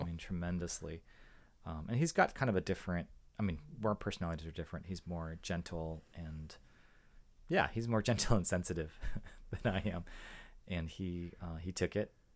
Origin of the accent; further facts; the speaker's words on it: San Jose, California, United States; also born or lived in Boston / Atlanta; we grew up in San Jose. My, my parents moved to San Jose